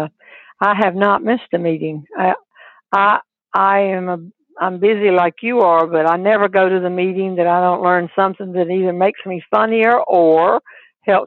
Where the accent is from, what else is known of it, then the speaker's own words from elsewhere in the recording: North Carolina, United States; I wasn't born here, but I was brought up here